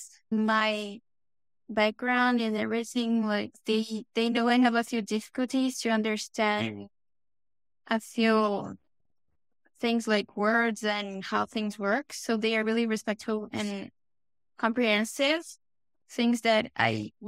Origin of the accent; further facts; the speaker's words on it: São Paulo, Brazil; English is a second language; moved away as an adult; now in Toronto, Canada; I'm actually from Sao Paulo.